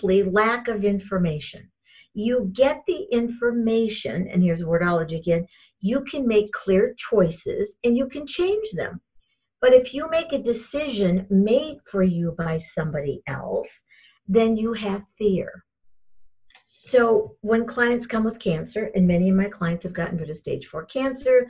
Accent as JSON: {"language": "English", "region": "Michigan", "country": "United States", "tie": "born or raised there", "said": "I grew up in Michigan."}